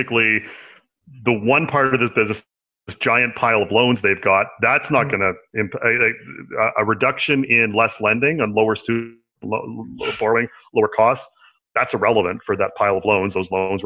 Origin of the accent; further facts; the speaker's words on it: Canada; I'm a Canadian